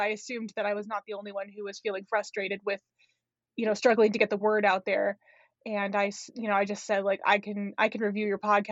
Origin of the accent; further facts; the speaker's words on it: Los Angeles, California, United States; moved away as an adult; also born or lived in Syracuse, New York; now in North Dakota, United States; I was born and raised in Los Angeles, California.